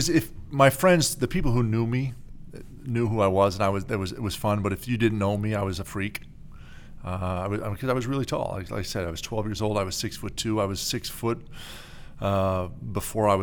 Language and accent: English; Montreal, Quebec, Canada; also born or lived in Beaconsfield, Quebec / Dollard-des-Ormeaux, Quebec; now in Chicago, United States; Montreal. The West Island of Montreal and Beaconsfield was the most, I spent most of the time there.